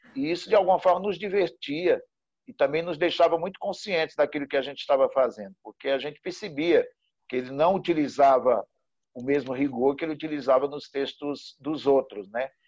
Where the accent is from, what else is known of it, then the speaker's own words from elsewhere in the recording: Recife, Pernambuco, Brazil; moved away as an adult; also born or lived in Sertânia, Brazil; now in São Paulo, Brazil; eu sou pernambucano, nasci na cidade chamada Sertânia, vim do Recife para, para São Paulo em 1991.